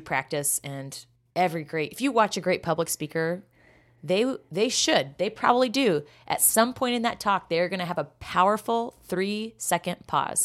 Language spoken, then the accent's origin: English; Kansas, United States; growing up in Kansas.